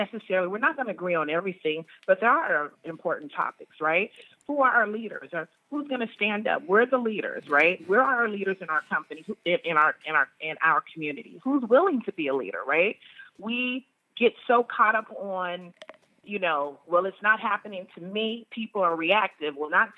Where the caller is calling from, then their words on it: Dallas, Texas, United States; From Dallas, Texas.